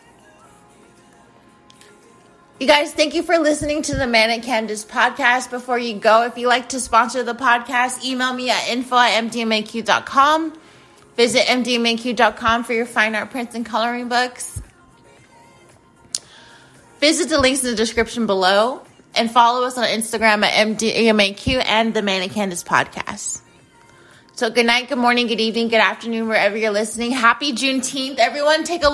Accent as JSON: {"language": "English", "town": "Phoenix", "region": "Arizona", "country": "United States", "tie": "born or raised there", "said": "I went back to my hometown, my home school, Sierra Linda High School"}